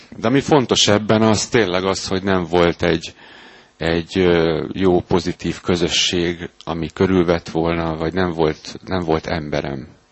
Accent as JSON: {"language": "Hungarian", "country": "Hungary", "tie": "born or raised there", "said": "Az uglóban nőttem fel egy lakótelepen"}